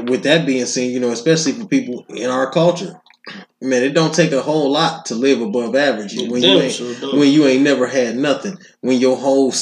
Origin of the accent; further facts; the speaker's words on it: Detroit, Michigan, United States; I'm from Detroit, and I know niggas that have never left Detroit.